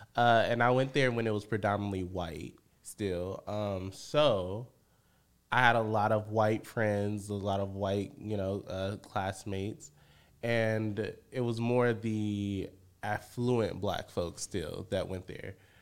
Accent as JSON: {"language": "English", "town": "Benton Harbor", "region": "Michigan", "country": "United States", "tie": "born or raised there", "moved": "as an adult", "lives_now": "Chicago, United States", "said": "I'm born and raised in Benton Harbor, Michigan."}